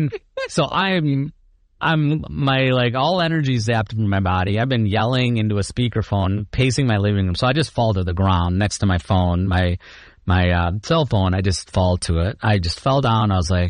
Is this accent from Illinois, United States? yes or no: yes; Chicago, Illinois, United States; and then I'm from Chicago.